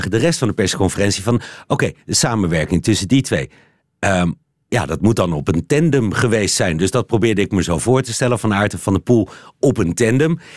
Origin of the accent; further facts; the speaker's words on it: Belgium; Nou ben ik natuurlijk eh, daarmee mijn onkunde als Belg aan het aangeven dat ik dat niet heb